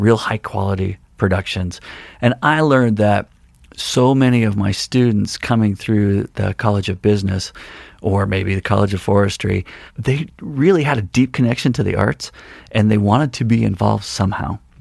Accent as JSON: {"language": "English", "town": "Longmont", "region": "Colorado", "country": "United States", "tie": "born or raised there", "moved": "yes", "lives_now": "Missoula, United States", "said": "I grew up, uh, in Longmont, Colorado, which is a town outside of Boulder"}